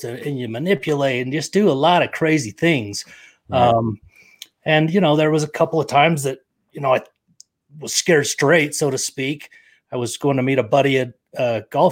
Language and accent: English; Provo, Utah, United States; also born or lived in Victorville, California; now in Lindon, United States; grew up in Provo, Utah